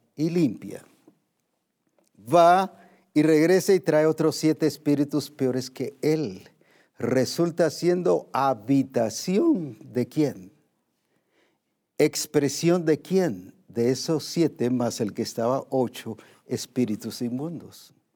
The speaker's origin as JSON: {"language": "Spanish", "country": "Guatemala", "said": "como decimos aquí en Guatemala"}